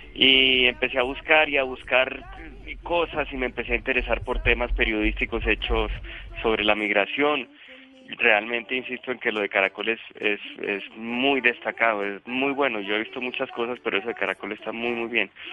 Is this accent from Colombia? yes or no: yes; Colombia